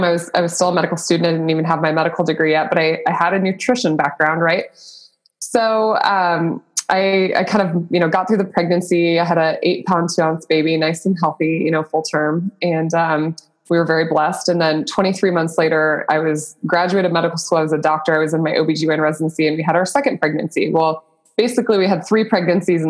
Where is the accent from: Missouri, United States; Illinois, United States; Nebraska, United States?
Nebraska, United States; I'm born and raised in Nebraska